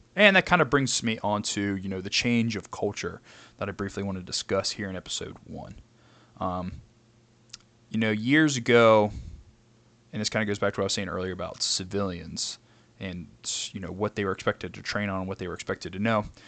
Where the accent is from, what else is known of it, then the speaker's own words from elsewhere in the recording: Kentucky, United States; I am from Kentucky.